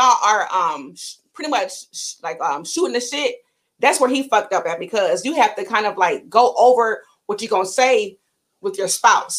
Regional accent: Ohio, United States; I'm from Ohio, and I have people say I'm from Cleveland. Cleveland, we don't play that shit. Like, I'm not from Cleveland.

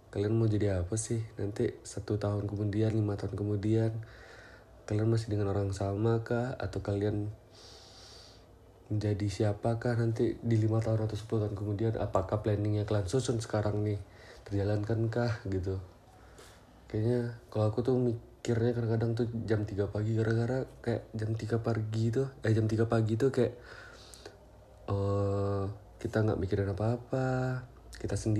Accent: Payakumbuh, West Sumatra, Indonesia; now in Pekanbaru, Indonesia; bulan Desember tahun kemarin aku melarikan diri ke Pekanbaru gara-gara sudah stres di Payakumbuh ya di kota asal aku dan sekarang sudah satu tahun aku di Pekanbaru menetap di kosan

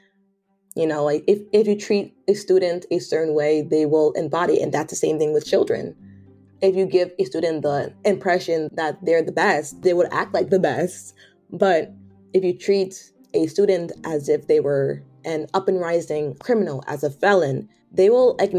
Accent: Hartford, Connecticut, United States; moved away as an adult; also born or lived in Washington, D.C.; I was born in Hartford, Connecticut. I was born in a predominantly Black neighborhood

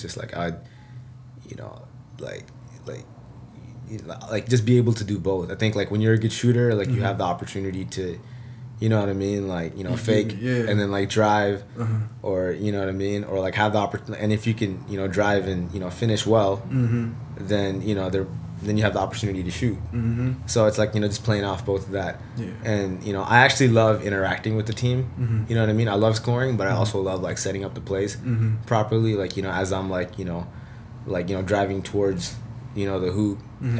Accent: Seattle, Washington, United States; I grew up in Seattle

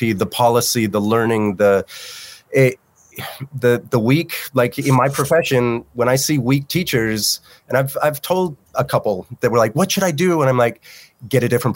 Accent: Newport, Rhode Island, United States; I grew up in the Newport, Rhode Island

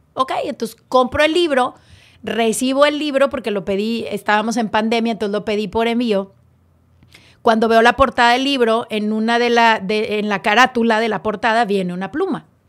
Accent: Monterrey, Nuevo León, Mexico; Yo soy hecha en León y nací en Nuevo León

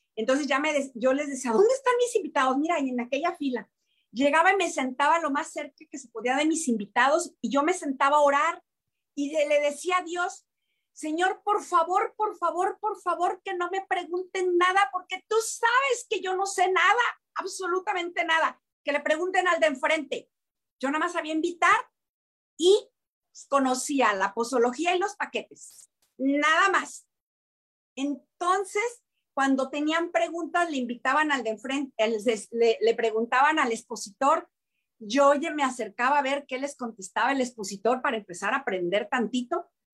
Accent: Tepic, Nayarit, Mexico; moved away as an adult; also born or lived in Mexico City; now in Guadalajara, Mexico; decidí regresarme a Tepic, a Tepic Nayarit con todo y bebé. A, este, me ofrecieron de nuevo trabajo en Tepic, regresé, regresé a mi pueblo

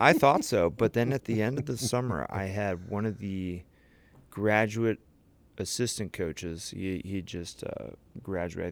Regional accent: St. Louis, Missouri, United States; I grew up in Saint Louis, Missouri, went to Chaminade College Prep

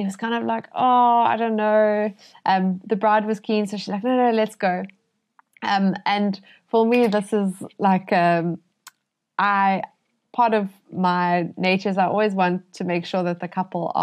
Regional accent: Cape Town, Western Cape, South Africa; I'm from Cape Town

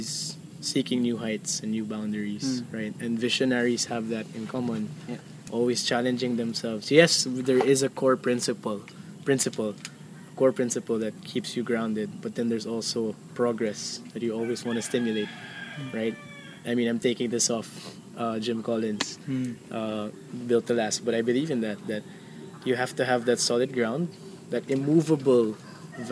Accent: Philippines

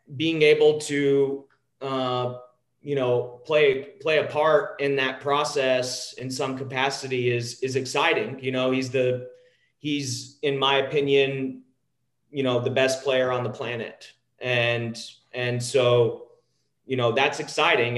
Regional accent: a small town outside of Dallas, Texas, United States; I grew up in a small town outside of uh, outside of Dallas, Texas.

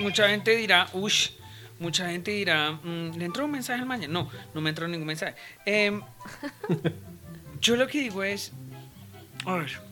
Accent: Colombia; mi tierra, Colombia

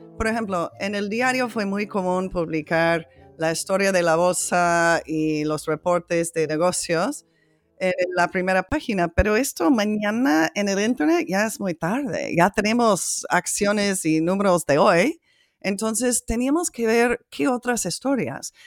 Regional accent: United States; trabajando en uno de los condados más ricos de mi país

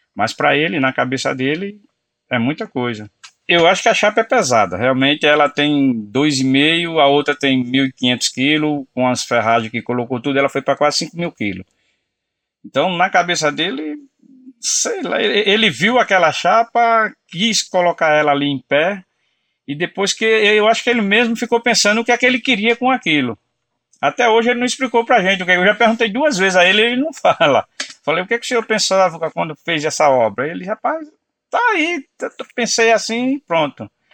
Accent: Pernambuco, Brazil; now in São Paulo, Brazil; sou pernambucano

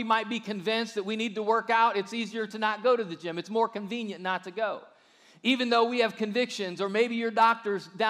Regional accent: Ohio, United States; moved away as an adult; now in Alabama, United States; growing up in Ohio, but once we moved here

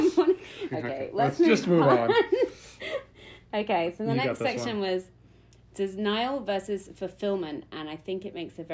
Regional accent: United Kingdom; I'm too British for

